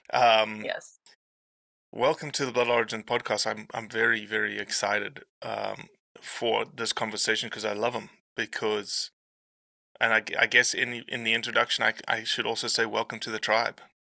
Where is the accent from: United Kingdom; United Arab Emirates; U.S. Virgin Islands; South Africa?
South Africa; now in Memphis, United States; my my South African ass